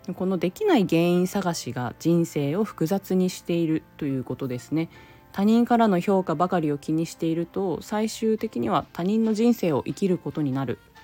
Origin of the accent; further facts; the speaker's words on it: Japan; now in San Francisco Bay Area, United States; 私が生まれ育った日本は